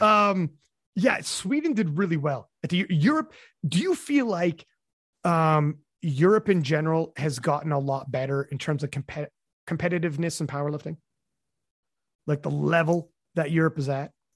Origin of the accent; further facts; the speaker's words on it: Canada; I'm from Canada